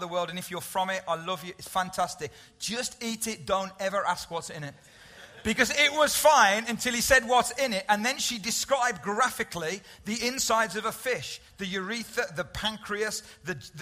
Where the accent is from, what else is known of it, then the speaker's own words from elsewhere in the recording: United Kingdom; we're British